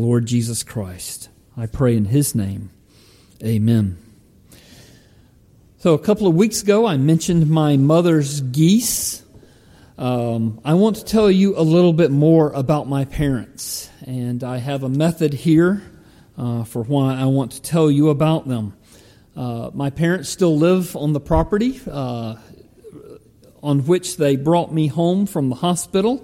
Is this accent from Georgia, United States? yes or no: yes; Palmetto, Georgia, United States; my hometown of Palmetto